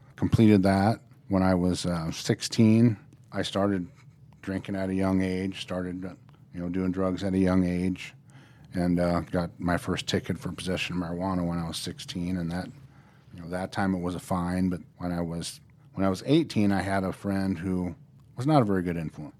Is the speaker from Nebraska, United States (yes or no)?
yes; Norfolk, Nebraska, United States; also born or lived in Colorado; I grew up in Norfolk, Nebraska, which is a lot smaller than Omaha.